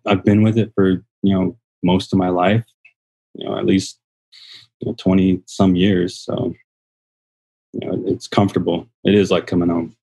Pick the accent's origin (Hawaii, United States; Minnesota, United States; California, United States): California, United States; San Diego; now in Arizona, United States; we grew up in San Diego, uh, an old military family, uh, throughout the nineties